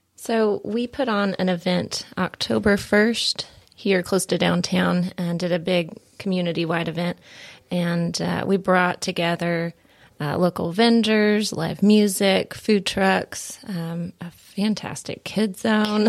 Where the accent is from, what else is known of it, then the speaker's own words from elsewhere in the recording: Tennessee, United States; I am from Tennessee.